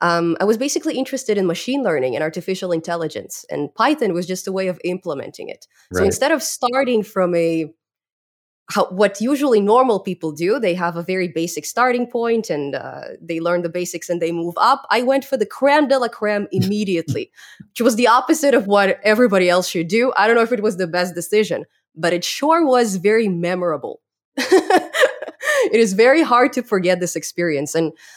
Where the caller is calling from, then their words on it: British Columbia, Canada; I'm here in beautiful British Columbia, Canada, in particular in the outskirts of Vancouver.